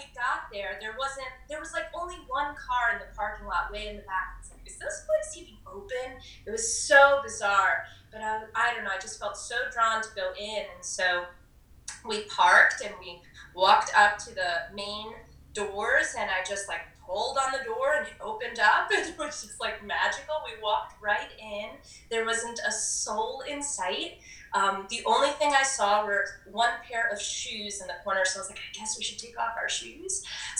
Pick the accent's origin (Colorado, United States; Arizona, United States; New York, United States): New York, United States; New York City; Woodstock is this, like, small little mountain town, and I'm from New York City at the time. I had a, you know, heavier accent than I do now.